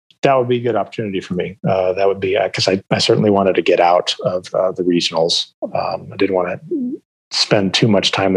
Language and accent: English; Phoenix, Arizona, United States; I grew up in Phoenix